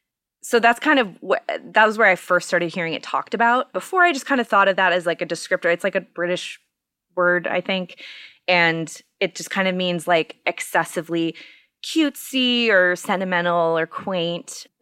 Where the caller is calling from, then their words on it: Minneapolis, Minnesota, United States; I am in my basement in Minneapolis, Minnesota.